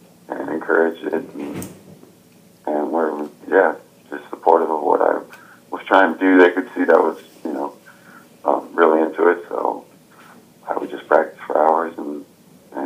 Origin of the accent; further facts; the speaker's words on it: Sioux City, Iowa, United States; moved away as an adult; now in Kansas City, United States; I was born and raised in Sioux City, Iowa